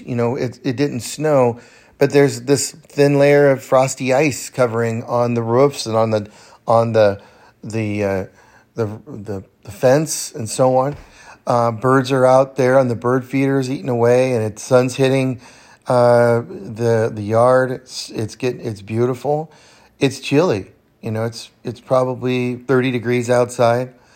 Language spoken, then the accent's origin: English; the Sierras, California, United States; now in Bend, United States; I grew up in the Sierras in California